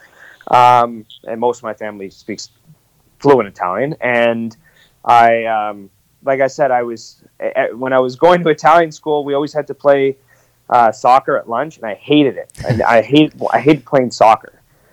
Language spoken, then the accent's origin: English; Ottawa, Ontario, Canada; moved away as an adult; now in Regina, Canada; I grew up in Ottawa, Ontario